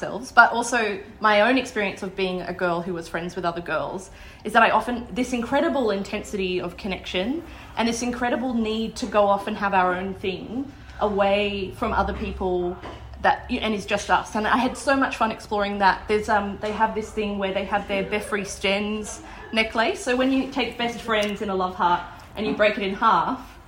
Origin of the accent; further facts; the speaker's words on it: a small town near Wagga Wagga, New South Wales, Australia; I'm from a small town near Wagga Wagga